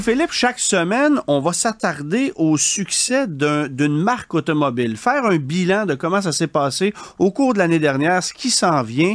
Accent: Quebec, Canada; chez nous, au Québec

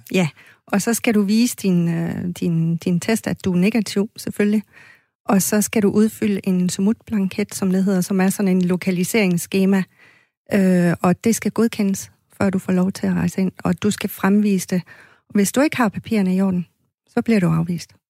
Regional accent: Maniitsoq, Greenland; also born or lived in Fairbanks, Alaska / Aarhus; now in Skanderborg, Denmark; Jeg er født i Manito, som øh, var det, der hed Sukkertoppen

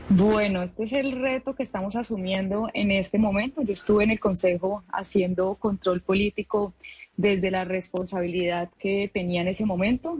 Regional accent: Cali, Valle del Cauca, Colombia; me siento orgullosa de ser caleñísima

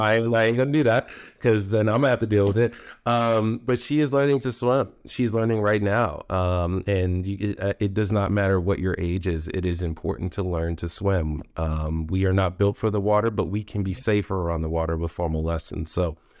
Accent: United States; moved away; also born or lived in Raleigh, North Carolina; I grew up in New York, Jersey area.

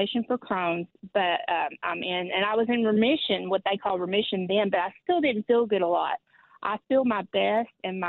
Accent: Kentucky, United States; moved away as an adult; now in Tennessee, United States; I grew up in Kentucky. I've lived half of my life in Kentucky and half in Tennessee now.

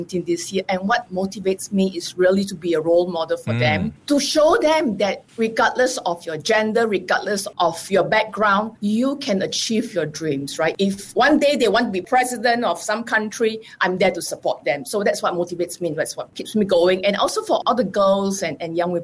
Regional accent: Singapore; moved away as an adult; also born or lived in Israel; I live in Israel, coming from Singapore

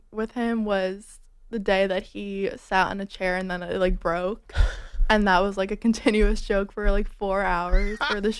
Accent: Westchester, New York, United States; I'm from Westchester.

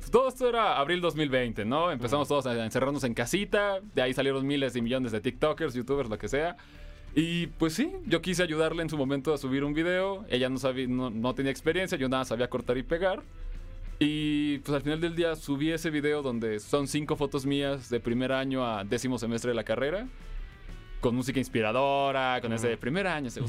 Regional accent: Durango, Mexico; Yo soy de Durango.

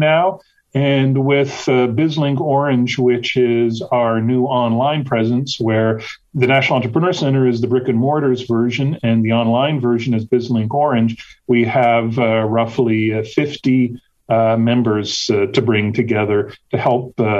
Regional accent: Canada; moved away as an adult; also born or lived in Washington, D.C. / Brussels; now in United States; I am a local import. I'm originally from Canada.

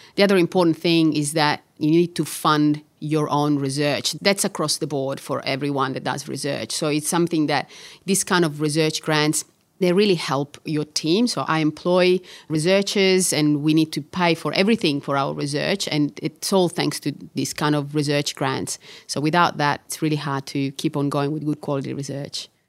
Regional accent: Catania, Sicily, Italy; English is a second language; moved away as an adult; also born or lived in Bologna, Italy; now in Melbourne, Australia; I was born in Catania and I studied medicine in Catania

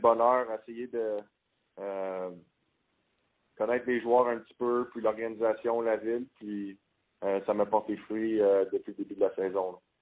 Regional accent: Quebec City, Quebec, Canada; moved away as an adult; now in Calgary, Canada; j'ai grandi à Québec, donc je suis habitué du euh, du, froid et de la neige

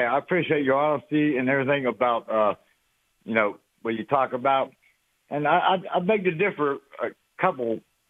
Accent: Beaver Falls, Pennsylvania, United States; I'm from Beer Falls

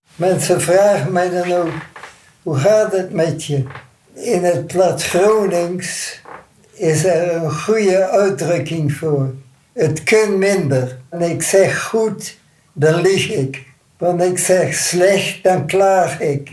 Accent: Netherlands; moved away as an adult; also born or lived in Canada; ik ben als Nederlander veroordeeld. Ik ben als Nederlander naar Nederland gekomen

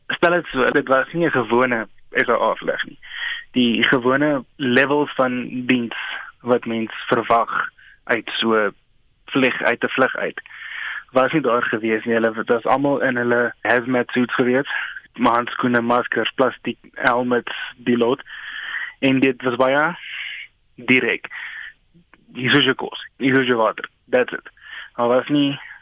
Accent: South Africa; ons is 20 Suid-Afrikaners

